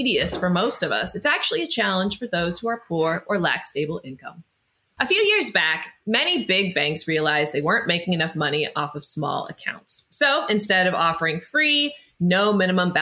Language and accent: English; Idaho, United States; I grew up in Idaho